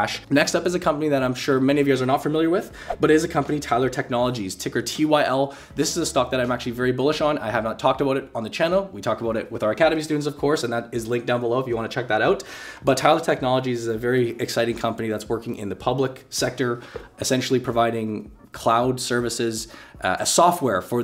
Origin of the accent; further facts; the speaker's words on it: Canada; now in Vancouver, Canada; I am a Canadian